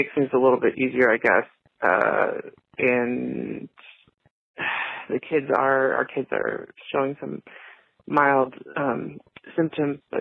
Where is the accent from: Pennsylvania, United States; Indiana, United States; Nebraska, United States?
Indiana, United States; I'm from Indiana